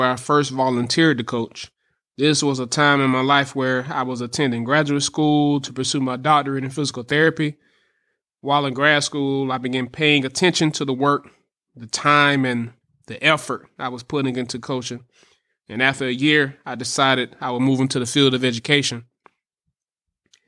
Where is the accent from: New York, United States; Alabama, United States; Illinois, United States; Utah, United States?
Alabama, United States; moved away as an adult; now in Tallahassee, United States; I'm from Alabama.